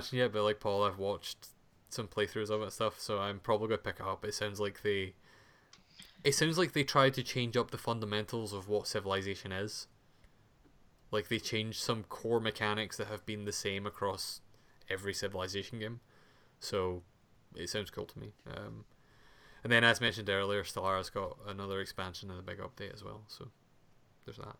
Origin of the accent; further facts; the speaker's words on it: Scotland, United Kingdom; as a Scottish person